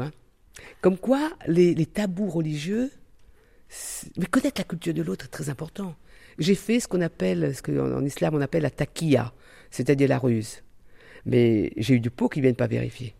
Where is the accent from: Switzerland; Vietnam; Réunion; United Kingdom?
Réunion; moved away; je viens de l'île de la Réunion